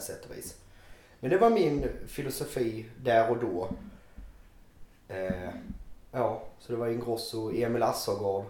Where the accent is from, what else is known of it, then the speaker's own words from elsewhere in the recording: Vejbystrand, Skåne, Sweden; accent: Skånska; moved away as an adult; also born or lived in Ängelholm / Helsingborg; now in Östersund, Sweden; jag kommer från Bjärehalvön, Vejbystrand i nordvästra Skåne